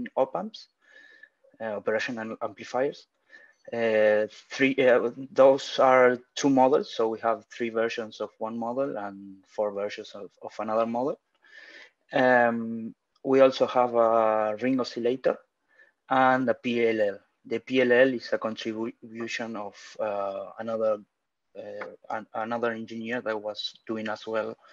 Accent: Argentina; I'm from Argentina.

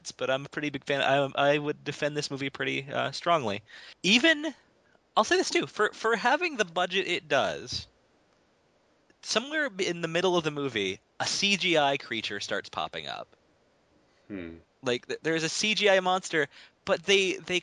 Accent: Virginia, United States; I was born in Virginia. I mean, I'm part of that Southern Bible Belt, you know.

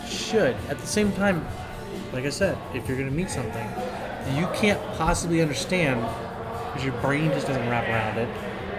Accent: the South, United States; I grew up in the South, man.

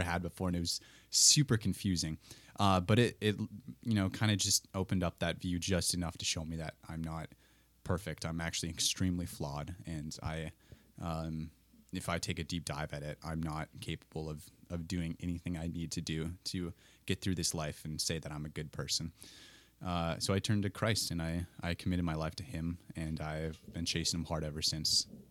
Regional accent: Colfax, Wisconsin, United States; moved away as an adult; now in Twin Cities, United States; I hail from Colfax, Wisconsin, a little farming town between Menominee and Eau Claire, if you know the area at all. And, uh, that's the, the life I knew until moving to the Twin Cities

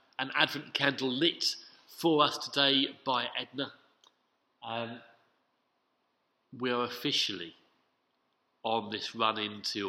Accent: London, United Kingdom; as a Londoner

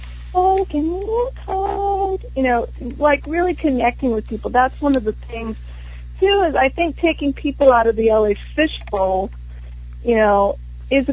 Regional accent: Texas, United States; I grew up in Texas

